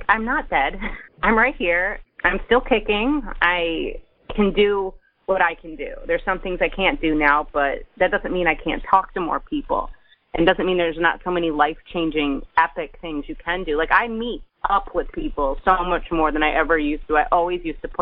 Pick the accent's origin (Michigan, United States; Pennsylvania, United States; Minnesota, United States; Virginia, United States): Michigan, United States; Detroit; I'm from Metro Detroit.